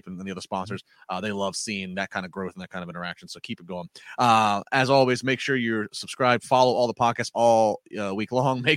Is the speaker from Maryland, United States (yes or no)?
yes; Calvert County, Maryland, United States; Calver County. That's my hometown. Shout out right there of Calver County, Maryland